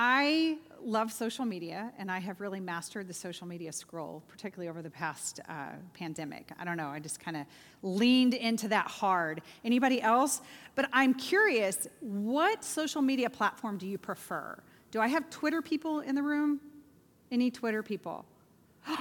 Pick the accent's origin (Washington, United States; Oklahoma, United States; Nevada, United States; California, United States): Oklahoma, United States; now in Bolingbrook, United States; I grew up in Oklahoma